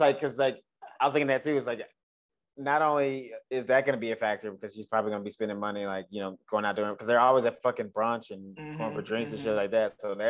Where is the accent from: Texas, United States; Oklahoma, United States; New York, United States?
Texas, United States; Dallas; moved away as an adult; now in Los Angeles, United States; when I was doing stand-up in my hometown